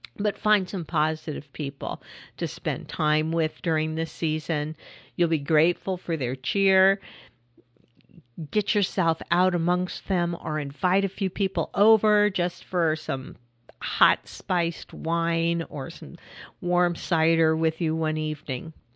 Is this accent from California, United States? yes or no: yes; California, United States; I grew up in California